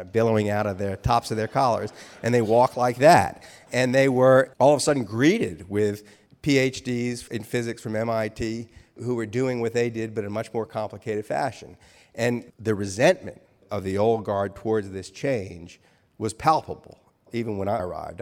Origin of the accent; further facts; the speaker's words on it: New Orleans, Louisiana, United States; I was raised in New Orleans